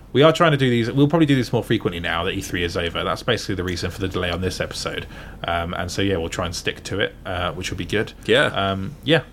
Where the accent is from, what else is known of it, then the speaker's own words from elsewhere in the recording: Gosport, South East England, United Kingdom; now in Bath, United Kingdom; my hometown, uh, Gosport near Portsmouth